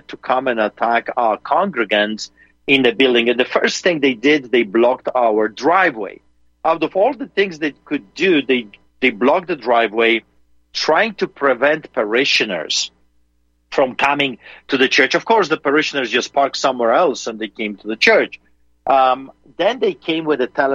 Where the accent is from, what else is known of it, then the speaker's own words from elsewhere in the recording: Poland; now in Calgary, Canada; I grew up in Poland behind the Iron Curtain under the boots of the Soviets